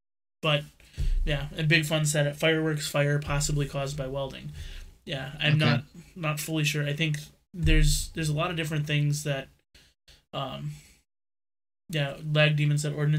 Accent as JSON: {"language": "English", "region": "Wisconsin", "country": "United States", "said": "I'm from Wisconsin"}